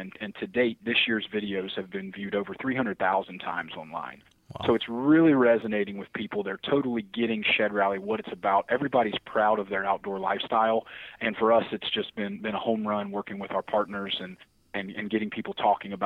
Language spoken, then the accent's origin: English; the South, United States; now in Pittsfield, United States; I'm from the South